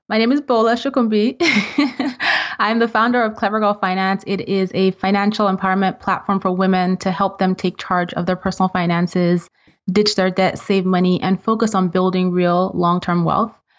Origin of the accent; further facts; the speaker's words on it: Nigeria; moved away as an adult; now in United States; I'm originally from Nigeria